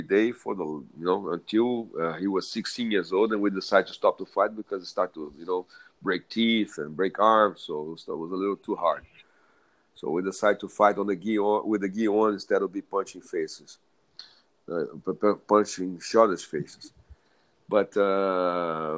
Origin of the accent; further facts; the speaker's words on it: Rio de Janeiro, Brazil; English is a second language; moved away; we moved back from North Panema to South Zone Rio de Janeiro